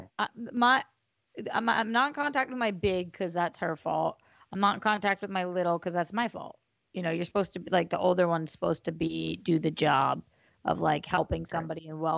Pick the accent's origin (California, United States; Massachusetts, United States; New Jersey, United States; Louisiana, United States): Massachusetts, United States; Boston; moved away; I'm from Boston